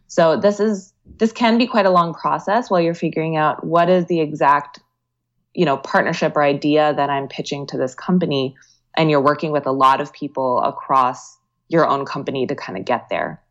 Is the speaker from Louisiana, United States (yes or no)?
no; Virginia, United States; moved away as an adult; also born or lived in Bay Area, California; I grew up in Virginia